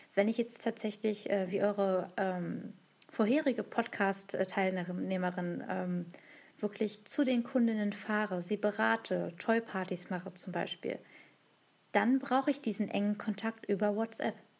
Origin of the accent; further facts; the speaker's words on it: Hanover, Lower Saxony, Germany; ich komme aus Hannover, aus dem Rheinraum Hannover